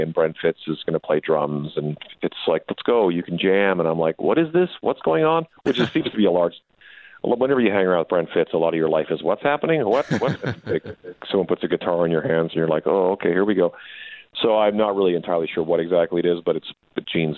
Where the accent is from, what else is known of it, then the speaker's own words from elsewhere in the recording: Canada; also born or lived in Saskatchewan; now in Las Vegas, United States; being Canadian living in the States